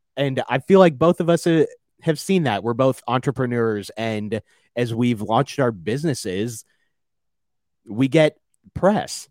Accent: Fort Worth, Texas, United States; as Fort Worthians, when you travel somewhere and you say, "Hey, I'm from Fort Worth,"

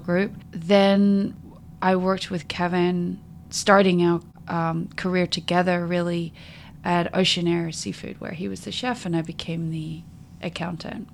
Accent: Mount Gambier, South Australia, Australia; moved away as an adult; also born or lived in Adelaide, Australia / New Orleans, United States / California, United States; now in Seattle, United States; I was born and raised in a, uh, South Australia in a small town called Mount Gambier

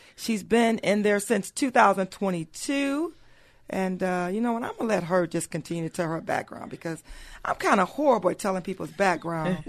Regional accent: Pontiac, Michigan, United States; born and raised in Pontiac, Michi-, Michigan

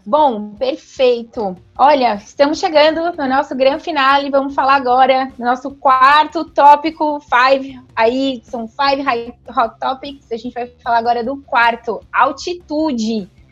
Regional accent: Brazil; a gente é, brasileiro

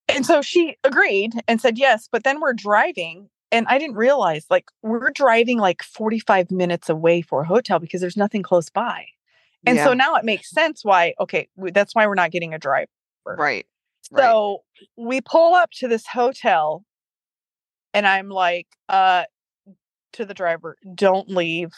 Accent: Ohio, United States; I'm from Ohio

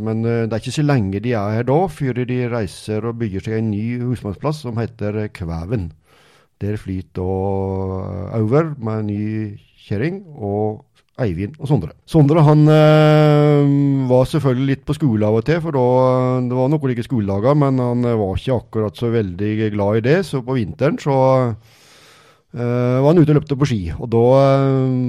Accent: Morgedal, Telemark, Norway; Jeg er født og oppvokst i Mørgedal

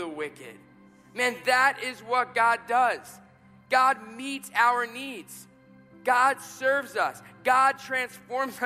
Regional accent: New York City, New York, United States; moved away; I was growing up in New York City, and I was in college at this point.

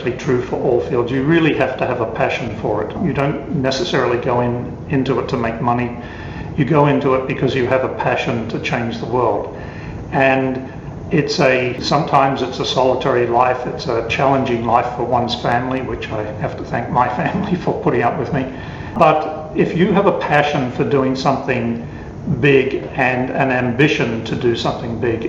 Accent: Melbourne, Victoria, Australia; now in New York, United States; I grew up in Melbourne, so Melbourne's changed a lot since I grew up there

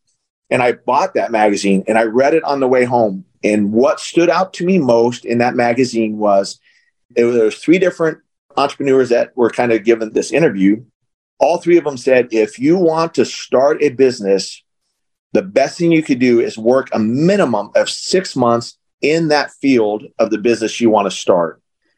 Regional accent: Arizona, United States; also born or lived in California; I was born in California, raised in Arizona

